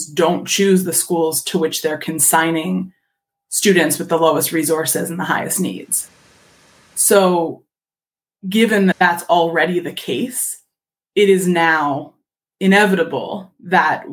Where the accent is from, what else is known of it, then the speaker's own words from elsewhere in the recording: Philadelphia, Pennsylvania, United States; I'm from Philadelphia.